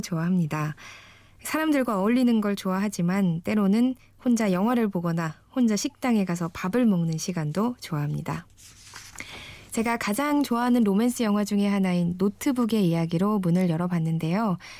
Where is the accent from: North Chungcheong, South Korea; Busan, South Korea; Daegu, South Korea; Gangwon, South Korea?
Gangwon, South Korea; Wonju; 저는 강원도 원주에서 태어났고요